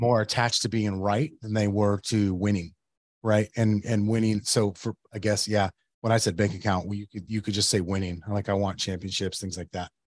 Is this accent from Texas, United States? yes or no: no; Yuma, Arizona, United States; now in Phoenix, United States; I grew up in Yuma